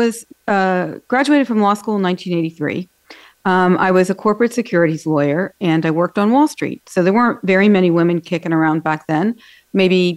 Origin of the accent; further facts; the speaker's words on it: Pittsburgh, Pennsylvania, United States; moved away as an adult; also born or lived in Washington, D.C. / New York City; I grew up in Pittsburgh